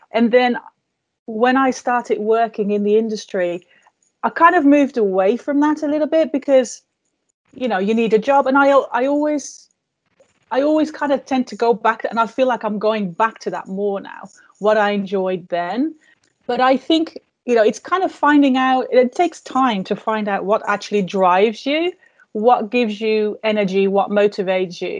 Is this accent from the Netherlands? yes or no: yes; Netherlands; English is a second language; I came from Holland and I felt like, you know, I didn't really know what my thing was.